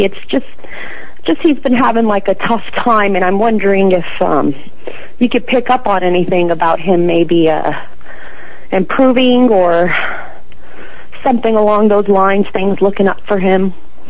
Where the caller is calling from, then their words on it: San Mateo, California, United States; I'm in San Mateo, California.